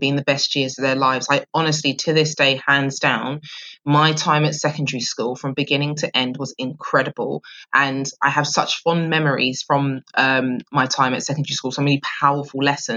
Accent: London, United Kingdom; I grew up in Southeast London, very proud of that too.

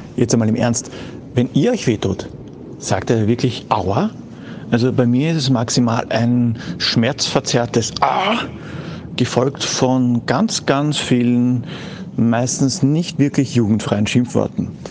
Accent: Austria; bei uns in Österreich bei uns in Österreich

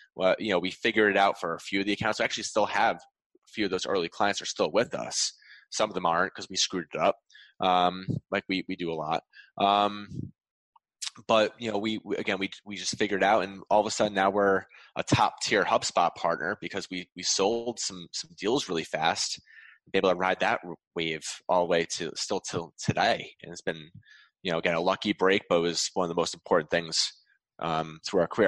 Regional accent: Wallingford, Connecticut, United States; in my hometown

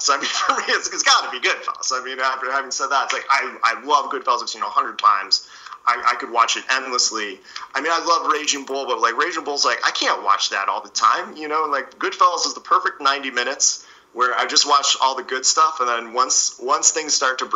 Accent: East Coast, United States; I grew up in the East Coast

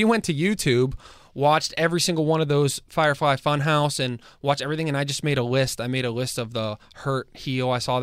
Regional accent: Pittsburgh, Pennsylvania, United States; we're from Pittsburgh.

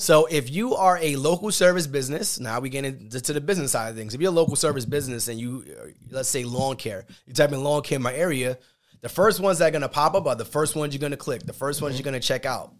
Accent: New York, United States; we're from New York

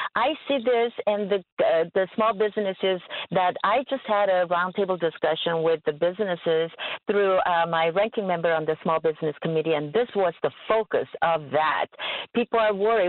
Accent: California, United States

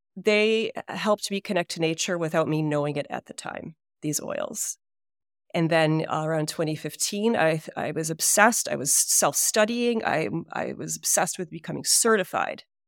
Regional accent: Hudson Valley, New York, United States; also born or lived in Detroit, Michigan; when I was three years old, we moved to the Hudson Valley of New York.

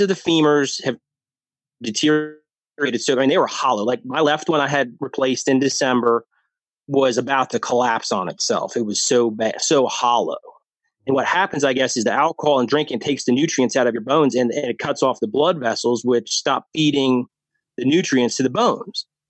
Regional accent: New Jersey, United States; moved away as an adult; now in Lynchburg, United States; I grew up in New Jersey. Um, that's where my all my family's from. Grew up there.

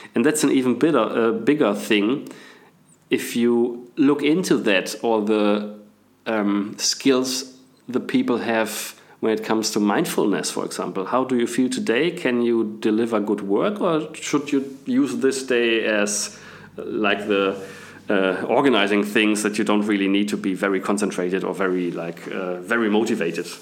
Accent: Bielefeld, North Rhine-Westphalia, Germany; English is a second language; moved away as an adult; also born or lived in England / Munich / Australia; I was born and raised in Bielefeld in Germany, so I'm apparently I'm German.

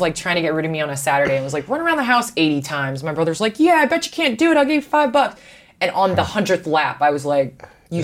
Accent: Chicago, Illinois, United States; I am a Chicagoan. So obviously, I grew up watching the Bulls.

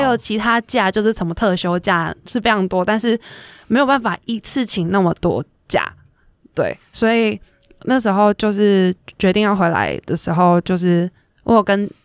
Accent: Taiwan; moved away as an adult; also born or lived in Japan; 因为我觉得我是在台湾出生，就是台湾开始打球的

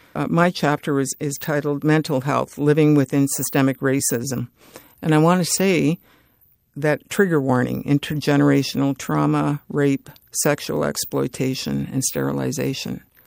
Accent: Edmonton, Alberta, Canada; also born or lived in Fort Chipewyan, Alberta; Treaty eight territory, Fort Chippewan, Alberta. I grew up in Edmonton, and I grew up in the north

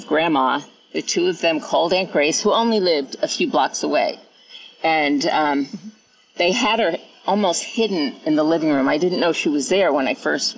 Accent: New York, United States; now in Auburn, United States; I'm originally from New York, and I live in California now, in Auburn, California

